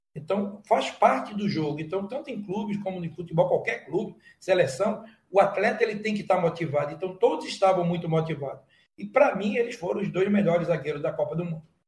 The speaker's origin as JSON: {"language": "Portuguese", "town": "Recife", "region": "Pernambuco", "country": "Brazil", "said": "Eu sou um pernambucano, eu sou um recifense. Eu quero que minha terra seja esse orgulho"}